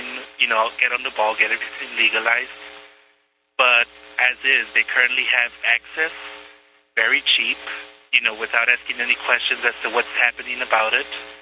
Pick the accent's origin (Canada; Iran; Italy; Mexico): Mexico; moved away; born and raised in the third world, born and raised in Mexico